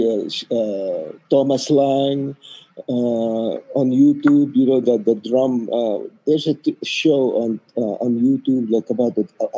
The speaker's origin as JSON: {"language": "English", "country": "Philippines"}